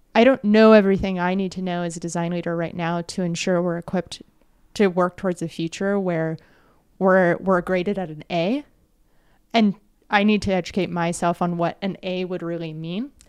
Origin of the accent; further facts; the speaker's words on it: United States; a kid growing up in the States